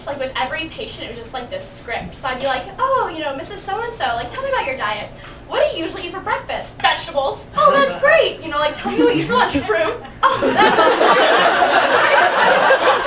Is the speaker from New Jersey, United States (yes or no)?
no; Chicago suburb, Illinois, United States; moved away as an adult; now in Chapel Hill, United States; I'm from Chicago, but really a suburb, and it's actually not really that near